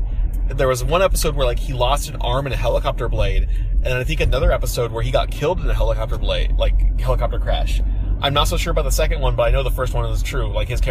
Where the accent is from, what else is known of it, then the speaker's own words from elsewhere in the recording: Kansas, United States; moved away; I'm from Kansas